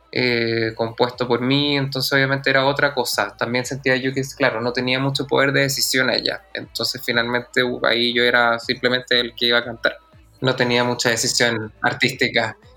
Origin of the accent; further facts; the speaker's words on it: Santiago, Santiago Metropolitan Region, Chile; also born or lived in Puerto Montt / La Unión / Osorno; nací en Puerto Montt, viví en La Unión y en Osorno, pero me vino como a los 6-7 años a Santiago. Entonces, la verdad, de sureño me queda bastante poco